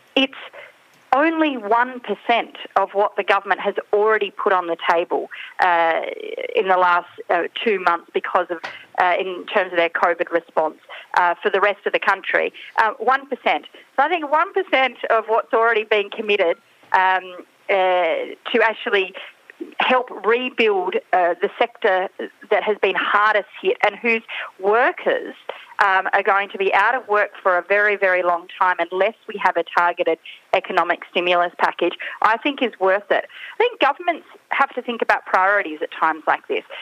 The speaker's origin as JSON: {"language": "English", "region": "South Australia", "country": "Australia", "said": "I come from South Australia and we're the, the festival state here"}